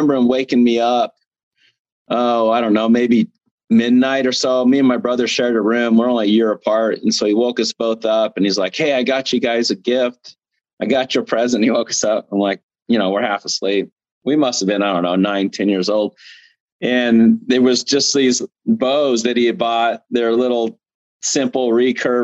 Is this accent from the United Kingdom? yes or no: no; Arizona, United States; I'm originally from Arizona